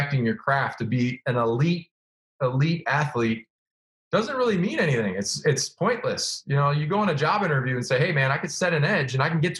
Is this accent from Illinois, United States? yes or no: yes; Illinois, United States; moved away; I grew up in Illinois and, you know, I was on the suburbs, like kind of the outskirts